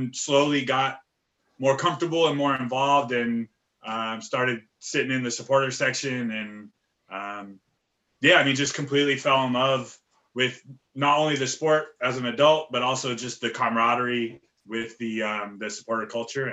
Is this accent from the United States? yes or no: yes; Bay Area, California, United States; now in Minnesota, United States; I grew up playing in the Bay Area